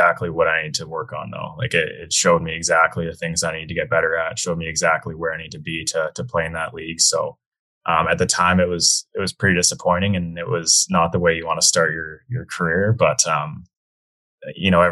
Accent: Whistler, British Columbia, Canada; I grew up in Whistler, BC.

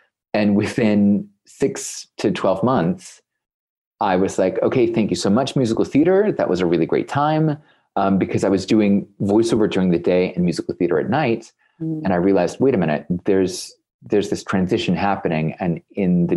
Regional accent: United States; now in Germany; me being an American here in Germany

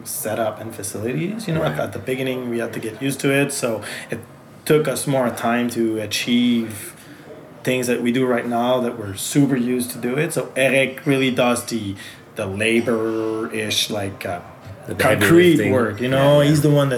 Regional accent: Magog, Quebec, Canada; accent: French; first language French; English is a second language; moved away as an adult; also born or lived in Montreal; now in Magog, Canada; I was born in Magog

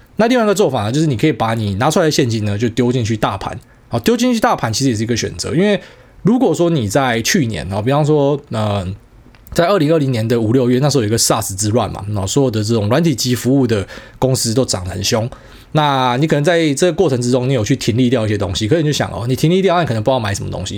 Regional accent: Taiwan; 我们台湾人是比较顺民嘛

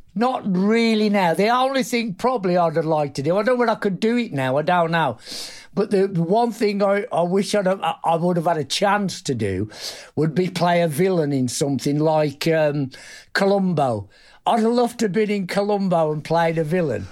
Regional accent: Black Country, West Midlands, United Kingdom; I was from the black country in the Midlands, Warsaw.

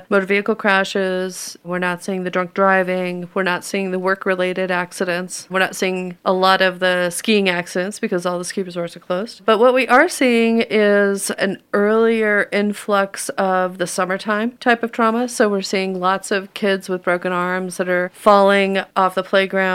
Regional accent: New Mexico, United States; moved away as an adult; also born or lived in Albuquerque, New Mexico / Minnesota; now in Denver, United States; I was originally born and raised in New Mexico

